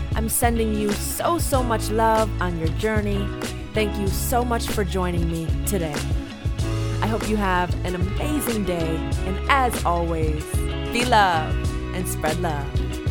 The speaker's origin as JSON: {"language": "English", "town": "Buffalo", "region": "New York", "country": "United States", "tie": "born or raised there", "said": "Born and raised in Buffalo"}